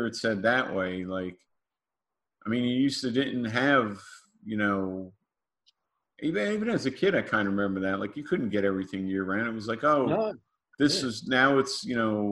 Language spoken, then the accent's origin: English; New Jersey, United States; Growing up in New Jersey